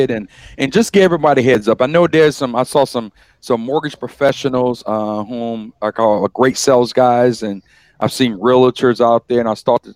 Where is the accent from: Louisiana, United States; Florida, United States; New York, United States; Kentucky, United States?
Louisiana, United States; Baton Rouge; Growing up in Baton Rouge